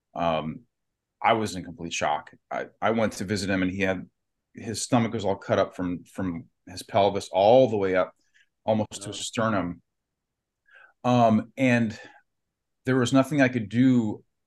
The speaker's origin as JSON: {"language": "English", "town": "Warren", "region": "Ohio", "country": "United States", "said": "I'm from Youngstown, near Youngstown, Ohio, Warren, Ohio"}